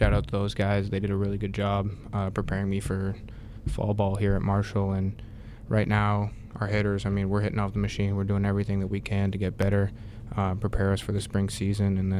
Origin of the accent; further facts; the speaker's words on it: Canada; moved away as an adult; also born or lived in West Virginia; now in Huntington, United States; I'm from Canada